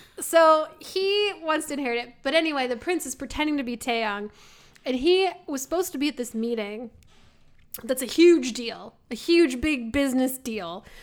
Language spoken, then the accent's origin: English; Midwest, United States; we're from the Midwest.